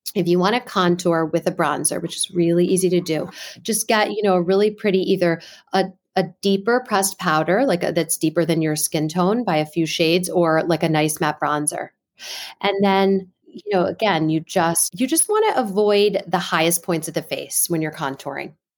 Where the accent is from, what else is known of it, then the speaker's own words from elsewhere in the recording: Washington, District of Columbia, United States; also born or lived in New York; I'm originally from the Washington, D C area